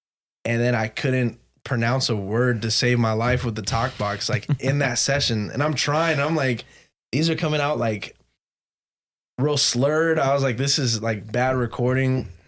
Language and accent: English; West Covina, California, United States; also born or lived in Boise / Ontario; now in San Diego, United States; I was like, oh, I'm from West Covina. I used to live in Boise. I lived in Ontario. I live in San Diego.